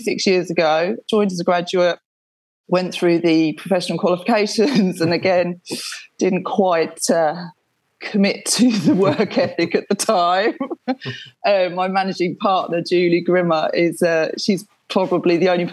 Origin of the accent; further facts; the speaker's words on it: Essex, East of England, United Kingdom; moved away as an adult; now in Suffolk, United Kingdom; I grew up in Essex. I now live in Suffolk